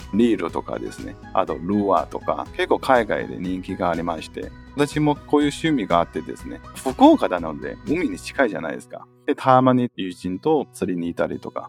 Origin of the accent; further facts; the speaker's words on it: Northeast China, China; Japanese is a second language; moved away as an adult; also born or lived in Fukuoka, Japan; now in Tokyo, Japan; 中国の東北の方に、信陽という町なんですけども、出身なんですね。